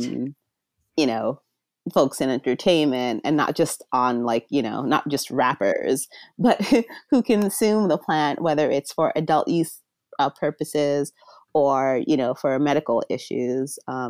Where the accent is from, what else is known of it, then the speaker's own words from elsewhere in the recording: Jamaica; just coming from being Jamaican, having a granduncle who's a Rastafarian, you know, my mom used to make tinctures and topicals and such from cannabis.